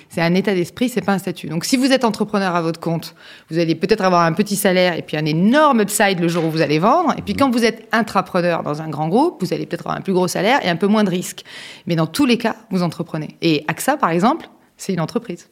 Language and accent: French; southern France, France; moved away as an adult; also born or lived in Lyon / Neuilly-sur-Seine; quand on vient du sud de la France